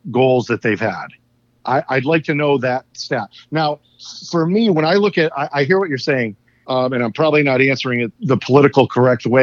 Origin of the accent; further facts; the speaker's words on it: Connecticut, United States; I grew up in Connecticut